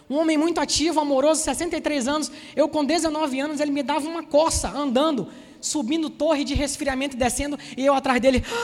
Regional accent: Salvador, Bahia, Brazil; now in Rio de Janeiro, Brazil; Você já deve ter notado, né? Se não me conhece, que eu não sou carioca, eu sou soteropolitano, sou baiano de Salvador. Oxente, né? alguém falou aí oxente. Já perdi um monte do sotaque, porque eu já estou aqui no Rio há 20 anos

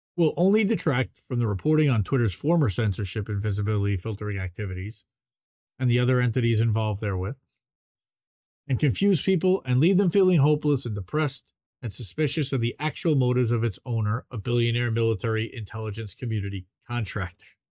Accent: New Jersey, United States; I'm from New Jersey

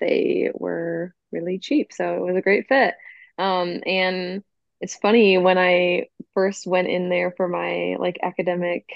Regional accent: Grand Rapids, Michigan, United States; also born or lived in Ann Arbor, Michigan; My hometown is in Grand Rapids, Michigan. That's on the west side of the state

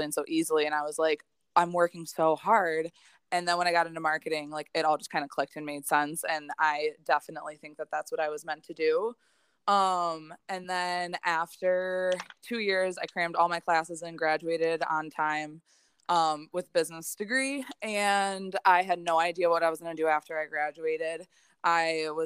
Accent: Hamburg, New York, United States; also born or lived in Slippery Rock, Pennsylvania; I am born and raised in Buffalo, in Hamburg specifically, which is right outside of Buffalo

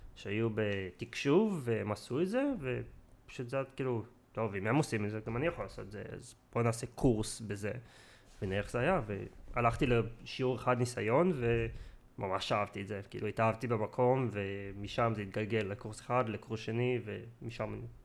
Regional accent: Israel; moved away as an adult; also born or lived in England; now in near London, United Kingdom; נולדתי בארץ, חייתי רוב החיים שלי בארץ

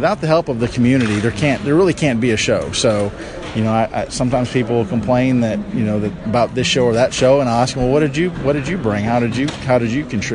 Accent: Midlothian, Texas, United States; I'm running for mayor of my hometown in Midlothian, Texas.

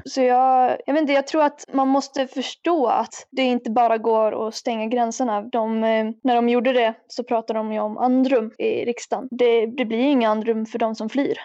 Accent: Rättvik, Dalarna County, Sweden; now in Falun, Sweden; jag kommer ju från Rättvik egentligen, jag bor i Falun nu

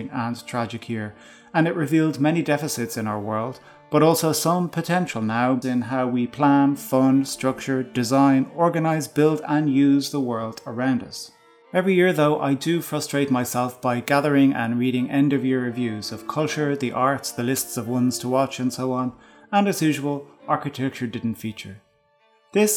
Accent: Ireland; us as Irish people

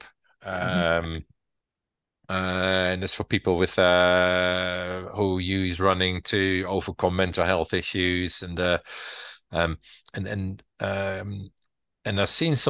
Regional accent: Utrecht, Netherlands; moved away as an adult; now in Southsea, United Kingdom; Utrecht, my hometown in the Netherlands

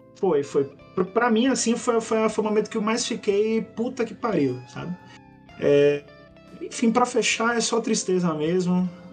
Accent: Brazil; Somos todos brasileiros.

